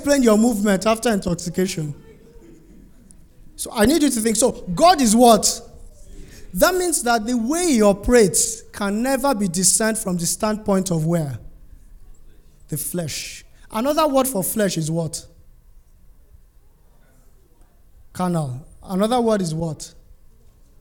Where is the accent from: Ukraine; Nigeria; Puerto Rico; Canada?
Nigeria; I'm from Nigeria